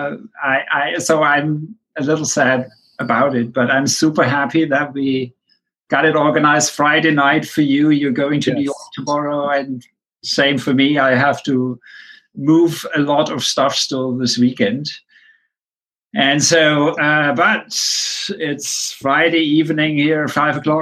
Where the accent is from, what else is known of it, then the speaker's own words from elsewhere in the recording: Germany; moved away; I grew up in Germany